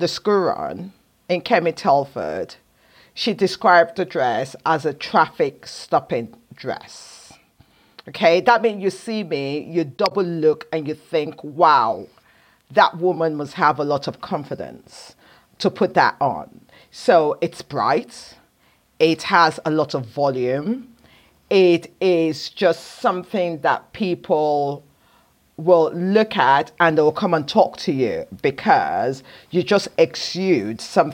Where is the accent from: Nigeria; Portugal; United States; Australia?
Nigeria; I'm a Nigerian woman